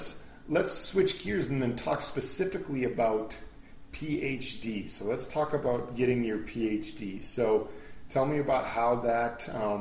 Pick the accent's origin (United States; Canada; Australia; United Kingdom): United States; me as an American